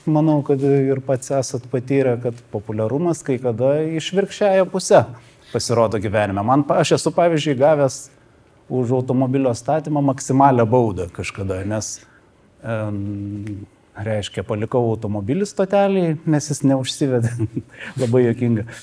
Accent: Klaipėda, Klaipėda County, Lithuania; Aš čia beje augau Klaipėdoje, kas nežino, tai aš vietinis.

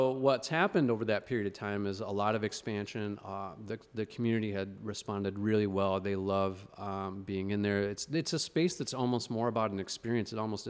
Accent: Philadelphia, Pennsylvania, United States; or I grew up in Philly.

